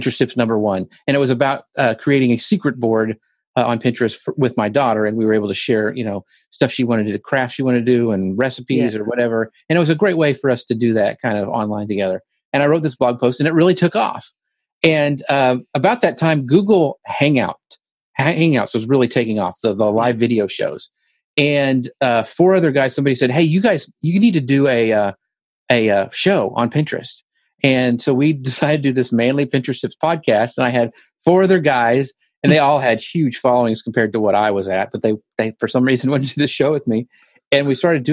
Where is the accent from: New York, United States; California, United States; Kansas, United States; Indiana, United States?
Kansas, United States; now in Longview, United States; I don't think you'll hear any like Southern stuff, because I grew up in Kansas.